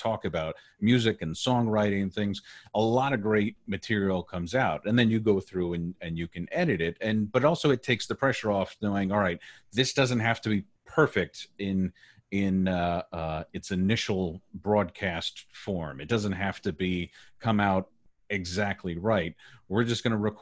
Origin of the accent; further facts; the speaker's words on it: Southern California, United States; I grew up in Southern California, went to college in Southern California at USC